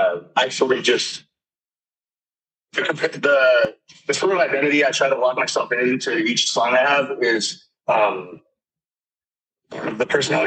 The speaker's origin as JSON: {"language": "English", "town": "Thousand Oaks", "region": "California", "country": "United States", "tie": "born or raised there", "lives_now": "Arizona, United States", "said": "Yeah, I'm in Arizona right now, but I'm from Thousand Oaks, California."}